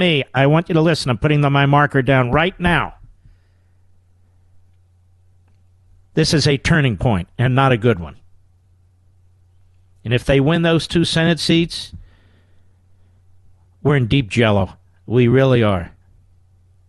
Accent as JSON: {"language": "English", "town": "Cheltenham", "region": "Pennsylvania", "country": "United States", "tie": "born or raised there", "said": "I grew up in Cheltenham"}